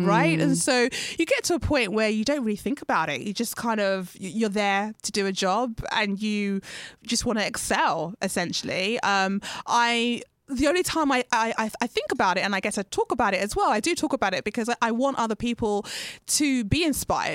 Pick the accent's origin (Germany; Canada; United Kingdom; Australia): United Kingdom; I'm British Ghanaian